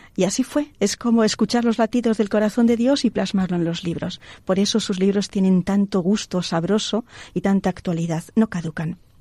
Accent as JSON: {"language": "Spanish", "town": "Palencia", "region": "Castile and León", "country": "Spain", "said": "mi tierra, de Palencia"}